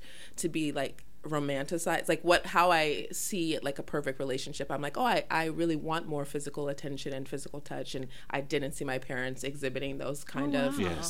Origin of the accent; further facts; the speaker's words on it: Colorado, United States; I grew up in Colorado